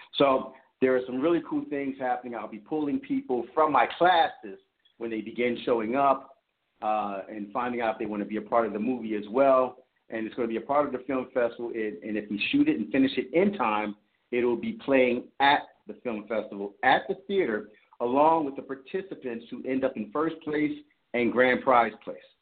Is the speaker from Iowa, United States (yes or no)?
no; Philadelphia, Pennsylvania, United States; I'm from Philadelphia